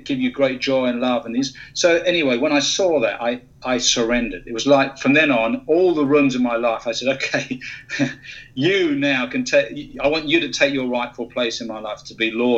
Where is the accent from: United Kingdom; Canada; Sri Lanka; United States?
United Kingdom; moved away; you can tell from my accent, originally from the UK.